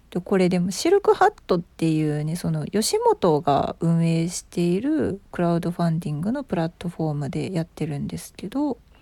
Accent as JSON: {"language": "Japanese", "region": "Osaka", "country": "Japan", "tie": "born or raised there", "accent": "Osaka dialect", "said": "めちゃくちゃ大阪ネイティブで大阪で生まれ大阪で育ち"}